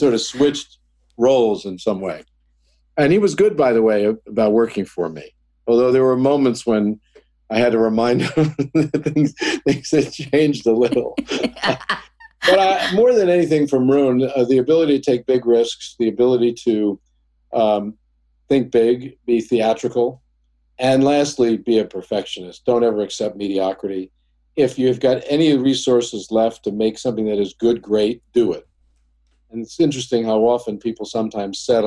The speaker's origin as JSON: {"language": "English", "town": "Oceanside", "region": "New York", "country": "United States", "tie": "born or raised there", "also_born_or_lived": "Brooklyn, New York", "said": "I grew up in a town called Oceanside"}